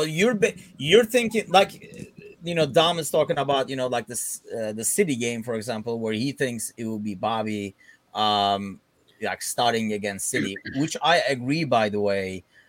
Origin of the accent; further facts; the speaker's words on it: Istanbul, Turkey; went and played for Fenerbahce in Turkey, you know, like my hometown club.